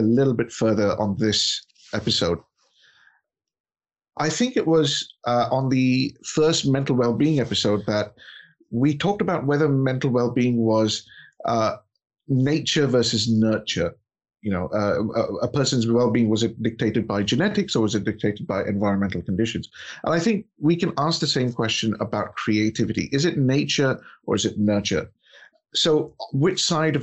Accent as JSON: {"language": "English", "country": "India", "tie": "born or raised there", "said": "growing up in India"}